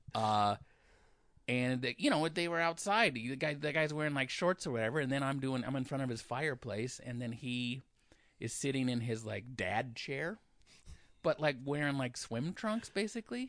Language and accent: English; Olympia, Washington, United States; I said I was from Olympia